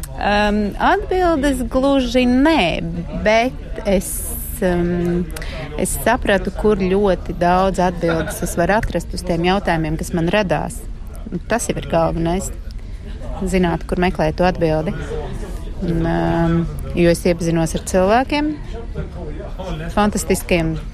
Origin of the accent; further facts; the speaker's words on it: Latvia; moved away as an adult; also born or lived in France; Latvija man ir ne tikai mana dzimtene un vieta, kur es dzīvoju un gribu dzīvot